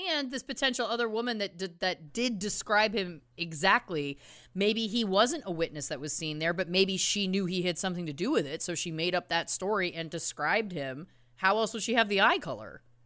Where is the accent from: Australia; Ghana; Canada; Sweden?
Canada; we're Canadian.